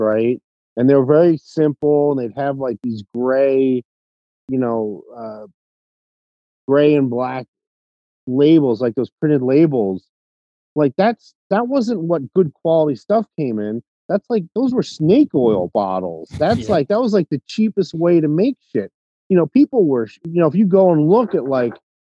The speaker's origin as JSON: {"language": "English", "region": "North Carolina", "country": "United States", "moved": "yes", "lives_now": "Las Vegas, United States", "said": "I'm from North Carolina"}